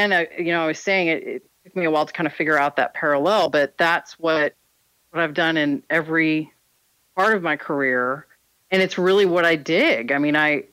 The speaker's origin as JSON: {"language": "English", "region": "Texas", "country": "United States", "tie": "born or raised there", "said": "I'm born and raised in Texas"}